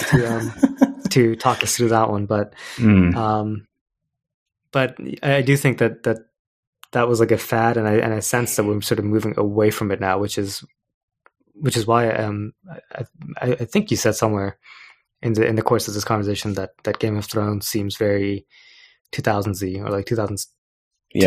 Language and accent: English; India; I'm Indian